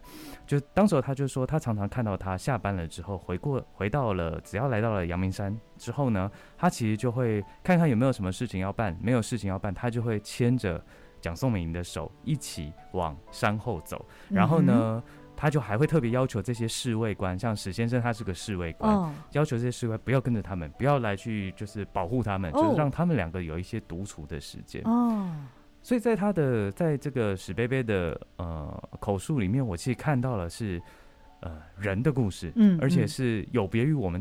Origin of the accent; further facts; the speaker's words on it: Tainan, Taiwan; moved away as an adult; also born or lived in Taipei; 我是台南人，然后我刚来到台北读书的时候